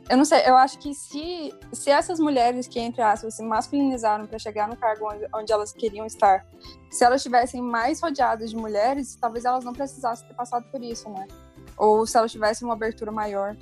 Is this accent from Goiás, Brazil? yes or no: yes; Goiás, Brazil; eu sou goiana